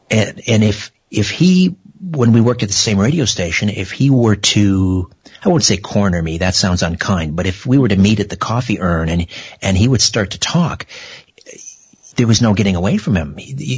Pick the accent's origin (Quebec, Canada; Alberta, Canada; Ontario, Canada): Ontario, Canada; Brantford; We're going to go to my hometown, Brantford, Ontario, on the beautiful Grand River.